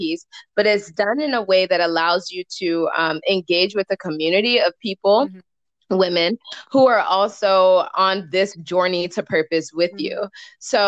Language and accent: English; Nigeria; I'm Nigerian